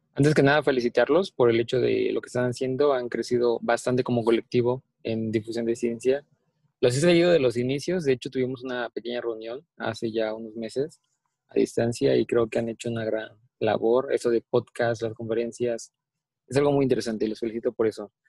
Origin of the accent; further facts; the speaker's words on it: Mexico; soy orgullosamente mexicano